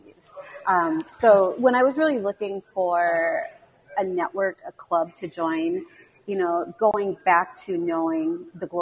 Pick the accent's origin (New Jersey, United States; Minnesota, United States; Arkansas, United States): Minnesota, United States; Minneapolis; also born or lived in Midwest; I grew up in the Twin Cities. My family and I moved around the Midwest, but really landed in the Twin Cities when I was in junior high.